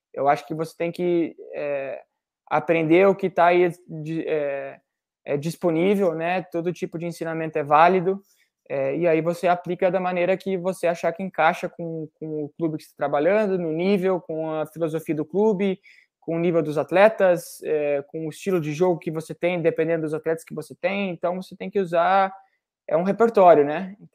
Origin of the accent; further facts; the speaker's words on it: Brazil; Eu, é, eu vivi muito a escola brasileira, porque por causa do meu pai, porque eu sou brasileiro.